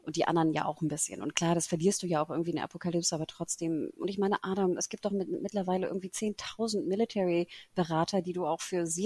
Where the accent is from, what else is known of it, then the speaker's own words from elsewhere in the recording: Singapore; Wir sind ja ne, in Singapur natürlich groß geworden.